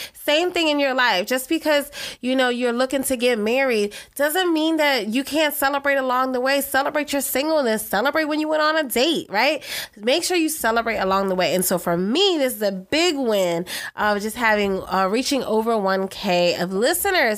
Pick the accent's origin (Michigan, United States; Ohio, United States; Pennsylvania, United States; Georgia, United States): Pennsylvania, United States; Philadelphia; I'm originally from Philadelphia